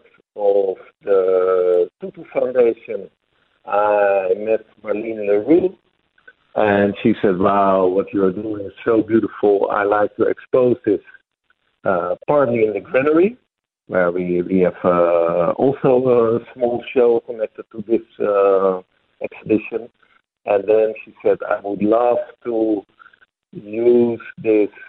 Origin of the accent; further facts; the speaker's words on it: Netherlands; I'm from the Netherlands